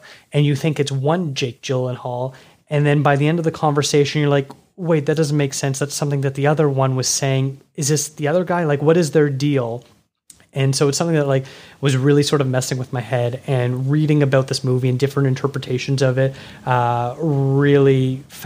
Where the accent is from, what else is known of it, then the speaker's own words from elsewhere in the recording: Toronto, Ontario, Canada; my hometown of Toronto